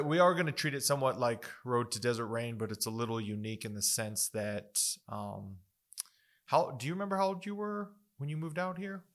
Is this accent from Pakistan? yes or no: no; Las Cruces, New Mexico, United States; I, I grew up in Las Cruces